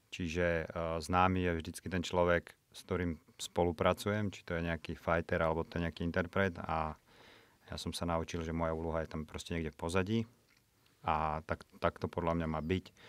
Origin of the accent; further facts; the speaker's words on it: Piešťany, Trnava Region, Slovakia; moved away as an adult; also born or lived in Prague; U nás Piešťano, odkiaľ som